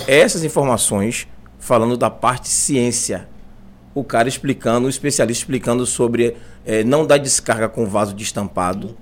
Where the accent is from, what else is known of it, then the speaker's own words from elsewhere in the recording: Cruz das Almas, Bahia, Brazil; eu sou de Cruz das Almas, né? Minha família é de Cruz das Almas